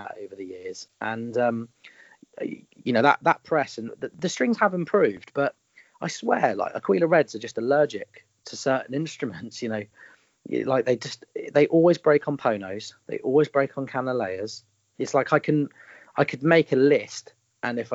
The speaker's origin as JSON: {"language": "English", "country": "United Kingdom", "accent": "common Southern UK", "said": "I've got quite a common Southern UK accent"}